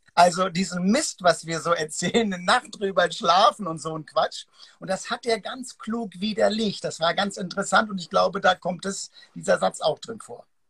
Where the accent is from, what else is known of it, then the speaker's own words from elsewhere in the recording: Hamburg, Germany; dieses Hanse, ich bin ja Hamburger, das Hanseatische